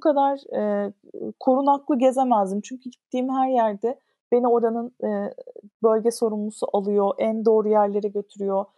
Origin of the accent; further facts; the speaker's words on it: Istanbul, Turkey; İstanbul'da doğdum. İşte Ortaköy'de okudum. Etiler'de okudum. E, Şişli'de oturdum falan.